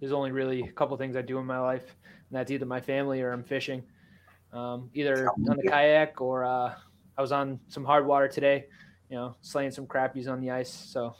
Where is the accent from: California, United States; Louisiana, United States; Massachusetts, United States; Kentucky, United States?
Massachusetts, United States; Taunton; I'm from Taunton, Massachusetts. I actually live 5 minutes away from Kenwood.